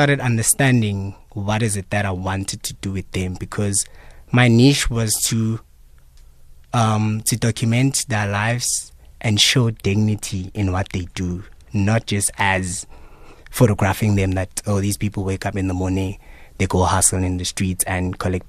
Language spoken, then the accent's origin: English; South Africa; As South African people, you know, citizens